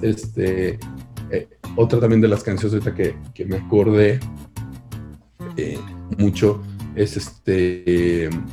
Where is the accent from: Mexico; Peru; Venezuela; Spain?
Mexico; Que los mexicanos somos envidiosos